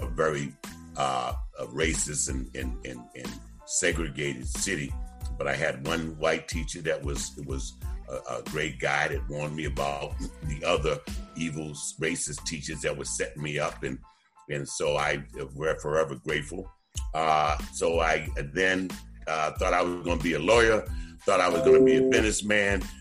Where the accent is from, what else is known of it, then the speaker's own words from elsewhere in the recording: Boston, Massachusetts, United States; also born or lived in Delaware; born and raised in Roxbury, Massachusetts